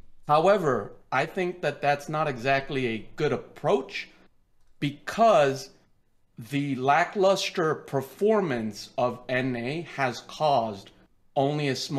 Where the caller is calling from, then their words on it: Virginia, United States; Hi, I'm calling from Virginia.